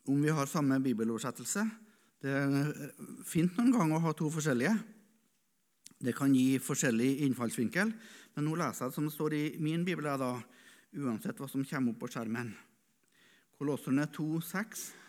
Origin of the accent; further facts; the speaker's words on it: Norway; Jeg satt som gutt i Misjonsforeninga hjemme på Rødde